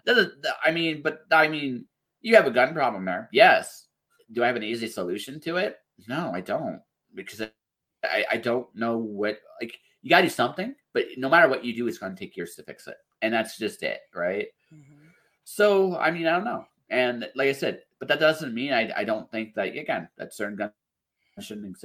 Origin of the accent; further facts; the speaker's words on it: Canada; I'm a Canadian